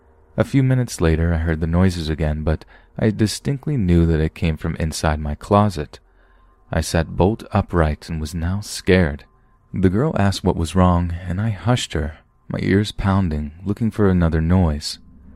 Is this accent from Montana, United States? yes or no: yes; Helena, Montana, United States; now in Bellevue, United States; I am originally from Helena, Montana, so I grew up like a normal kid, and then my mother got a job for Amazon in downtown Seattle, so we moved to Bellevue.